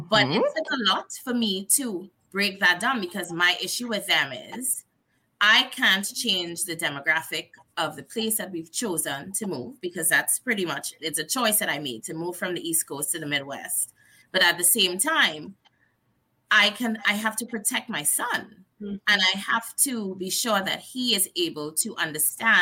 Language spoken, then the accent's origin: English; Trinidad & Tobago; also born or lived in New Jersey / Delaware; now in Missouri, United States; we are from Trinidad and Tobago, and we're really close to Venezuela